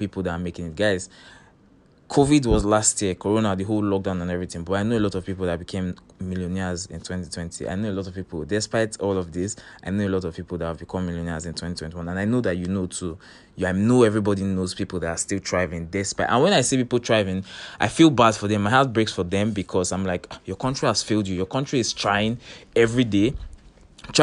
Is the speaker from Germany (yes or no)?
no; Nigeria; as a Nigerian living in Nigeria